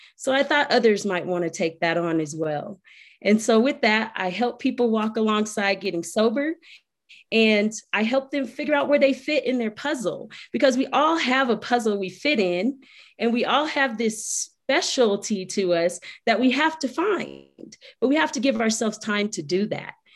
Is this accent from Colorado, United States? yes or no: yes; Colorado Springs, Colorado, United States; I am from Colorado Springs, Colorado